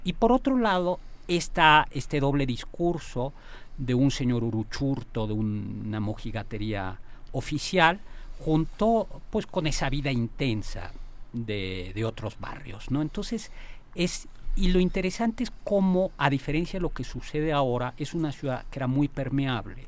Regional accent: Mexico City, Mexico

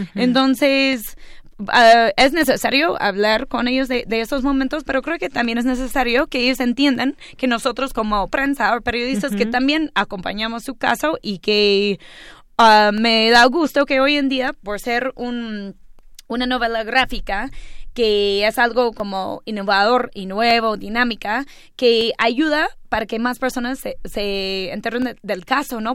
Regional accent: New York, United States; Y yo le expliqué que era de Nueva York

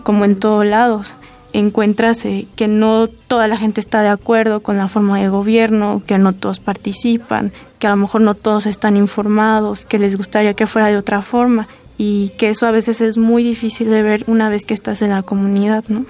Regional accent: Pátzcuaro, Michoacán, Mexico; yo soy de Pátzcuaro

